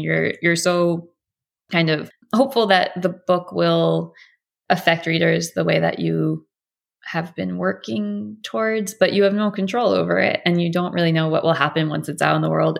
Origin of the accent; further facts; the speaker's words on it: United States; as an American